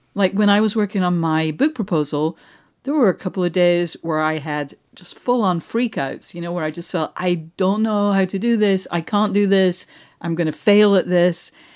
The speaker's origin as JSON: {"language": "English", "town": "Manchester", "region": "North West England", "country": "United Kingdom", "moved": "yes", "said": "I'm from Manchester."}